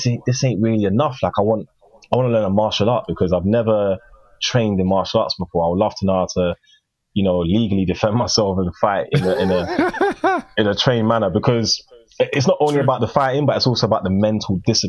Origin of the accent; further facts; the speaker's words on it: Ghana; I'm African, so I don't understand what, I'm Ghanaian.